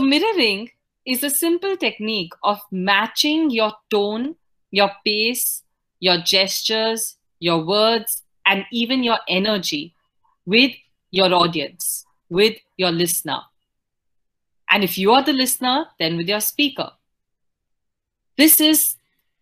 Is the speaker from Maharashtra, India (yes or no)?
yes; Pune, Maharashtra, India; also born or lived in northern India; I grew up in Pune in Maharashtra, but I am otherwise from the northern part of the country.